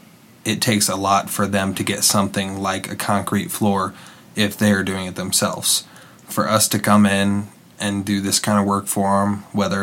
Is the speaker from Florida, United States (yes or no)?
no; Washington, Illinois, United States; I'm from Central Illinois